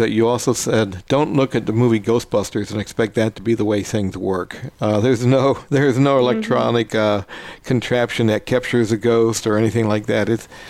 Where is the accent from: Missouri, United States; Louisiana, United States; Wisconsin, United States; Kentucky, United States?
Kentucky, United States; Louisville; moved away; I'm originally from Kentucky, around the Louisville area